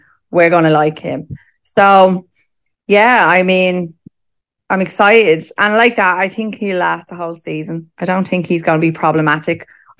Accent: Ireland; Listen, I mean, we're Irish.

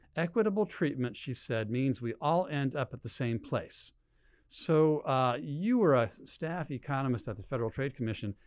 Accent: Berkeley, California, United States; born and raised in Berkeley

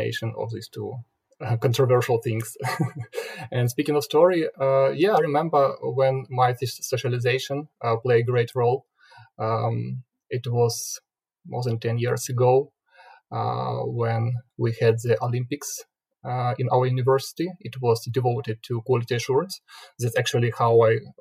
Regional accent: Sumy, Sumy Oblast, Ukraine; moved away as an adult; now in Kyiv, Ukraine; initially I came from Sumy. It's not a pretty big city on the east from Kyiv, 300 kilometers. I was born there, and then I moved to Kyiv more than 10 years ago.

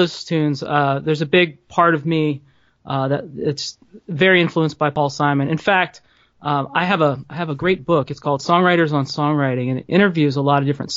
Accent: New Orleans, Louisiana, United States; I grew up in New Orleans

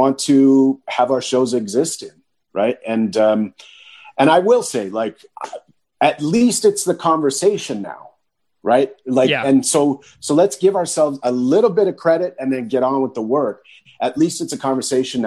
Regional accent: near Thunder Bay, Northern Ontario, Canada; Thunder Bay is a city in Northern Ontario. It's close to where I was born and raised in my hometown.

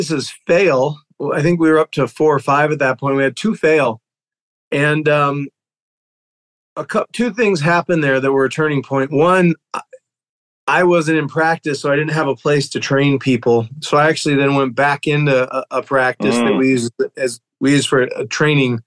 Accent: New Mexico, United States; moved away as an adult; now in Dallas, United States; I'm originally from New Mexico, went to chiropractic school at Parker in Dallas. I live here now with my family

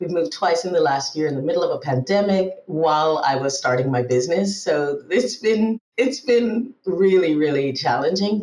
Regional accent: Bermuda; first language English; also born or lived in Trinidad and Tobago / Barbados / Montreal, Canada / Israel; now in Denmark; I grew up in Bermuda, actually

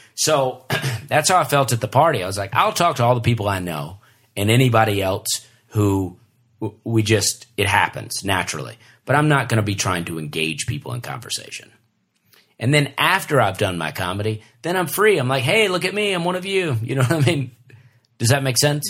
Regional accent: Alabama, United States; we're all from Alabama

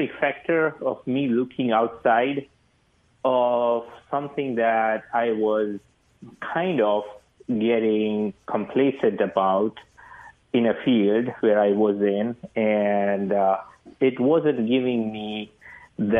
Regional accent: India; moved away as an adult; now in United States; I'm from India. I did my engineering MBA from here. After I came here, 2006, I came

